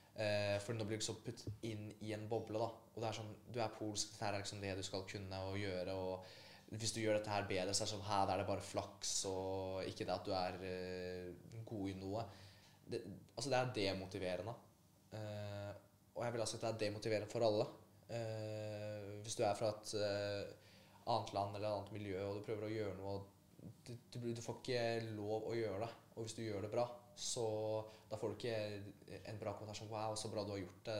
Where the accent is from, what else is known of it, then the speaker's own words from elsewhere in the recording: Oslo, Norway; also born or lived in Poland; oppveksten min her på, i Oslo